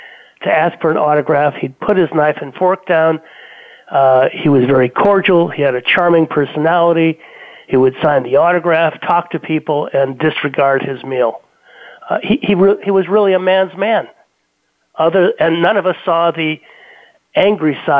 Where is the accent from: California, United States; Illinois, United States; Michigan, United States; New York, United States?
California, United States; Los Angeles; also born or lived in Beverly Hills / Bighorn, California; I grew up in Brentwood, a couple blocks from OJ's house